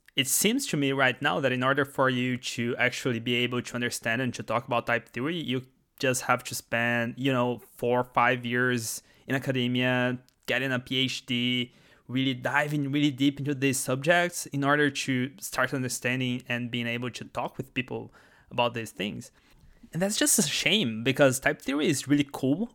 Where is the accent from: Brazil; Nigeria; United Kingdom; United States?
Brazil; first language Portuguese; English is a second language; moved away; English is not my first language. That's because I am actually from Brazil, and we talk Portuguese in Brazil.